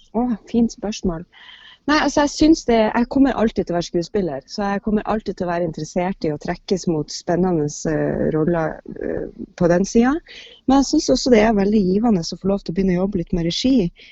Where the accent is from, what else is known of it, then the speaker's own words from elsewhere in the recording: Bodø, Nordland, Norway; moved away; når jeg kommer fra Bodø, og når jeg var liten, så var det jo Riksteatret og Nordland Teater som var liksom det som, det som var av, av teatertilbud